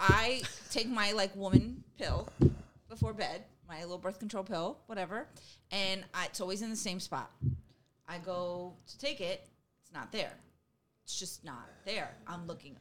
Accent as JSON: {"language": "English", "area": "Long Island", "region": "New York", "country": "United States", "tie": "born or raised there", "said": "I grew up in Long Island, too"}